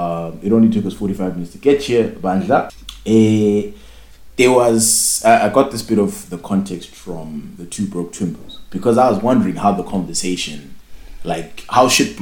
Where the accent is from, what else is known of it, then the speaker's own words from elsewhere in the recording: Nigeria; I'm just saying, I'm Nigerian. And I'm working on Amapiano.